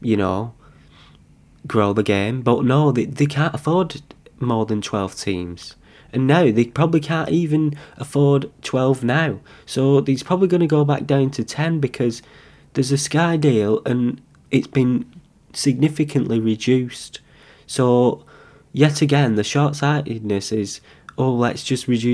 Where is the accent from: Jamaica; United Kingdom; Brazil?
United Kingdom; Bolton, North West England; I'm from Bolton.